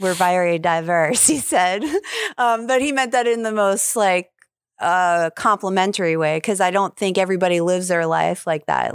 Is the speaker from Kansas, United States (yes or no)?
no; New York, United States; also born or lived in California; now in Jacksonville, United States; I'm from New York.